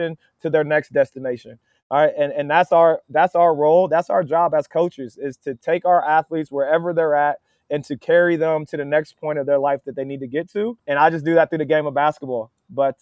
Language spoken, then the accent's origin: English; Dover, Ohio, United States; moved away as an adult; now in Wilmington, United States; my hometown, man, it's Dover. Dover is maybe not perfect, but man, it's a great place to grow up